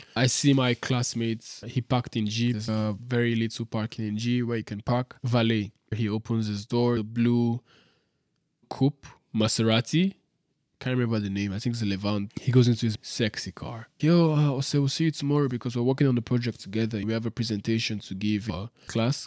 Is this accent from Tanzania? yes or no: no; Nigeria; moved away as an adult; now in Dubai, United Arab Emirates; I'm this guy from Nigeria who came to Dubai a week ago